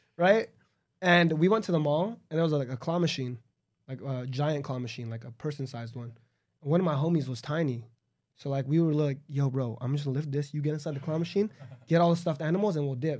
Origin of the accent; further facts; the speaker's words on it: Los Angeles, California, United States; I'm from Los Angeles, like a suburb in Los Angeles.